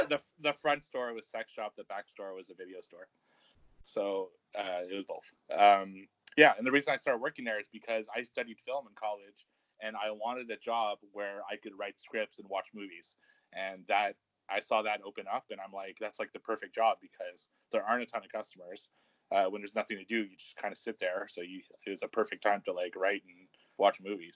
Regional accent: Canada; I'm, I'm Canadian

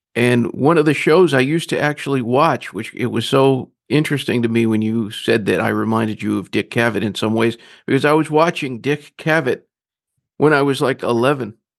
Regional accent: Grand Rapids, Michigan, United States; also born or lived in Northeast Georgia; now in Charleston, United States; I was born in Grand Rapids, Michigan.

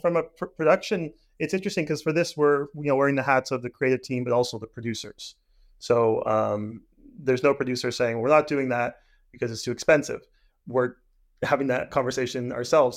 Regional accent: Hamilton, Ontario, Canada; I'm from Hamilton, so theater Aquarius was my, you know, regional theater

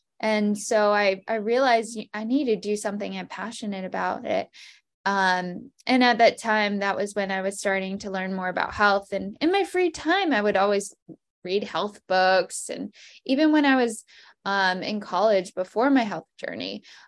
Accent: New Hampshire, United States; also born or lived in Florida / Baltimore / New York / Seattle; I'm originally from New Hampshire. I went to high school in Florida. I've kind of lived everywhere.

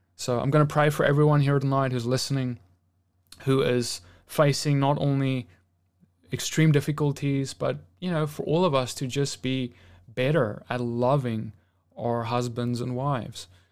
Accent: South Africa; now in United States; back in my home country

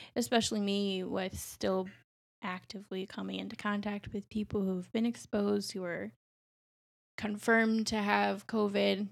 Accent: New Mexico, United States; now in Chicago, United States; I'm from New Mexico, so I didn't grow up anywhere near a major city

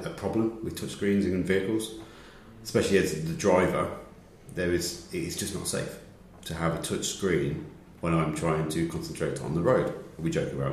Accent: the north of England, United Kingdom; accent: northern; listen to northerners and understand what we say

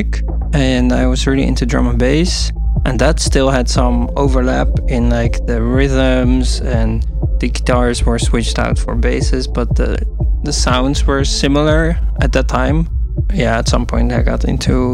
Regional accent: Haarlem, North Holland, Netherlands; now in Rotterdam, Netherlands; I'm from Haarlem, actually, originally. I'm living in Rotterdam right now

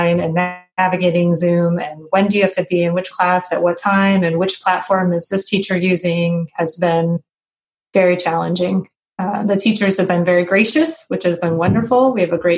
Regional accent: Burlington, Vermont, United States; moved away as an adult; also born or lived in Mid-Atlantic; now in West Lafayette, Indiana, United States; I was born and raised in Burlington, Vermont

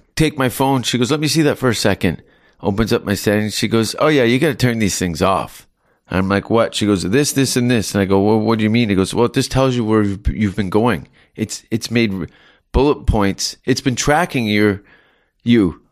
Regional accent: Canada; as a Canadian

